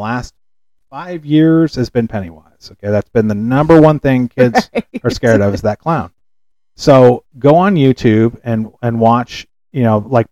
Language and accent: English; California, United States; I'm from California